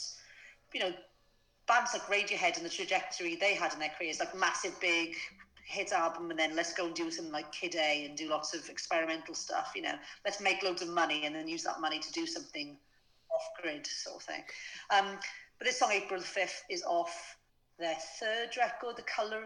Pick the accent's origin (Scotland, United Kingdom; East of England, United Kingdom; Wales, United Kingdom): Wales, United Kingdom; moved away as an adult; also born or lived in London; now in Abergavenny, United Kingdom; I grew up in Wales.